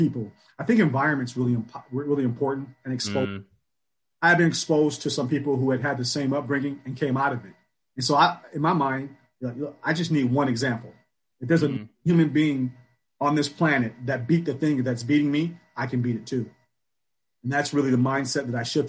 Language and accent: English; Michigan, United States; Born and raised in Michigan